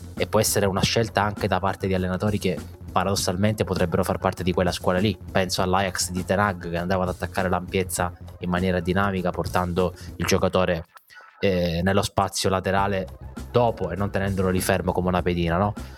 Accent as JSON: {"language": "Italian", "country": "Italy", "said": "in Italia"}